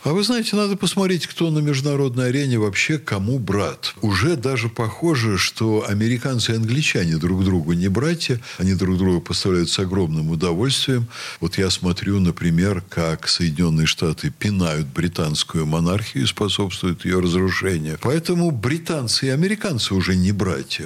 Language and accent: Russian; Russia; я русский, что я приехал э, из России